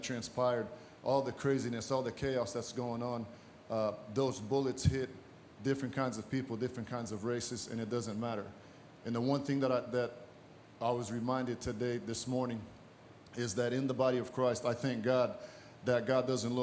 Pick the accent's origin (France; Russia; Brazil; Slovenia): Brazil; also born or lived in Massachusetts; now in United States; I'm originally from Brazil, as I mentioned, and I came here